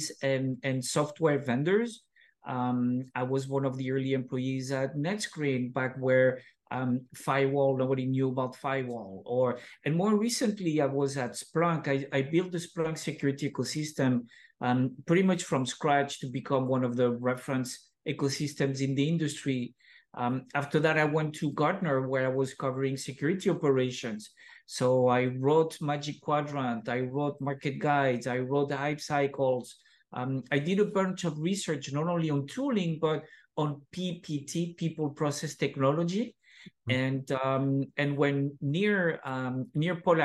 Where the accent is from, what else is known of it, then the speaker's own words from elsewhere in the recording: French Basque Country, Nouvelle-Aquitaine, France; moved away as an adult; also born or lived in San Sebastian, Spain; now in Redwood City, United States; I grew up on the French side of Basque Country.